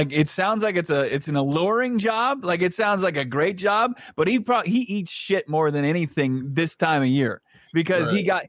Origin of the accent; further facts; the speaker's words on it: Washington, District of Columbia, United States; now in Phoenix, United States; I grew up in the Washington, D.C. area.